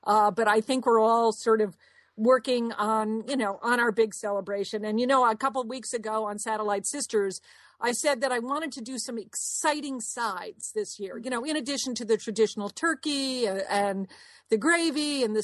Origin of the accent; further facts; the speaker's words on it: Connecticut, United States; moved away as an adult; also born or lived in New Orleans; now in Dallas, United States; we grew up in Connecticut